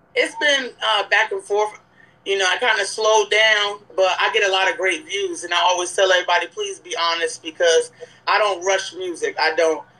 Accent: Newburgh, New York, United States; I'm from Newburgh, New York.

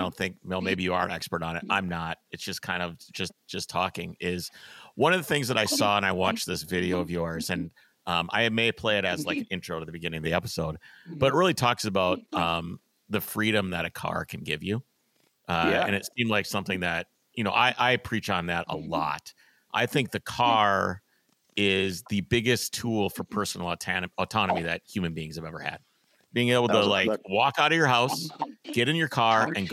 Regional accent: Wisconsin, United States; now in Minneapolis, United States; I grew up in Wisconsin in a small town

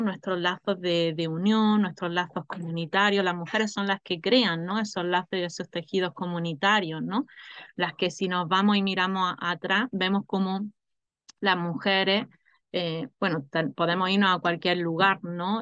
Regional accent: Granada, Andalusia, Spain; yo soy de aquí, yo soy de Granada, ¿no? He nacido en la tierra de Granada

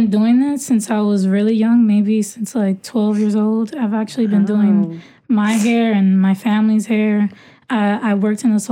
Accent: New York City, New York, United States; also born or lived in Dominican Republic; I grew up in Brooklyn.

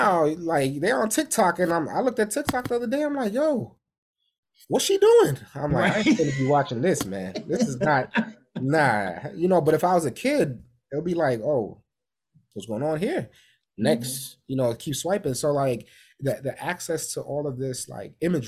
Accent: New York City, New York, United States; we grew up in New York City

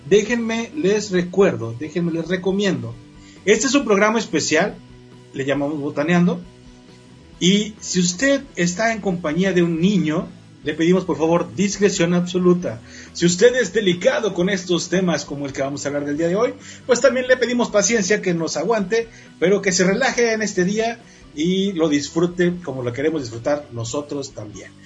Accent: Mexico; como mexicanos

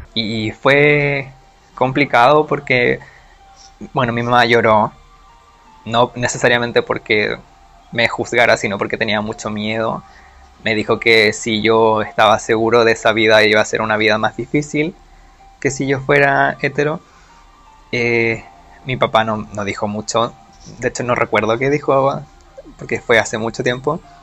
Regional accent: Santiago, Santiago Metropolitan Region, Chile; soy de Santiago de Chile.

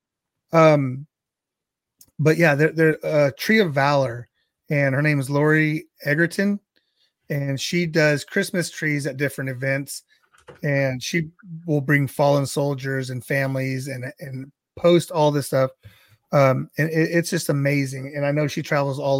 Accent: Central Valley, California, United States; I always like to tell people I'm from California, but I'm from the Central Valley.

